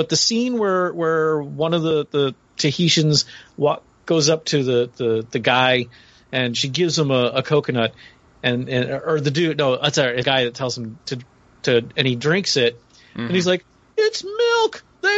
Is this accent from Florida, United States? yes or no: yes; Florida, United States; I live in Florida, I grew up in Florida, we had a freaking coconut palm in our backyard